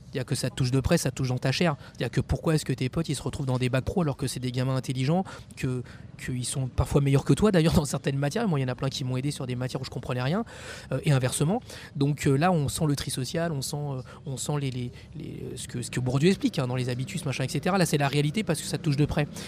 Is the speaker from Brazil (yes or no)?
no; Champigny-sur-Marne, Île-de-France, France; j'ai grandi à Champigny-sur-Marne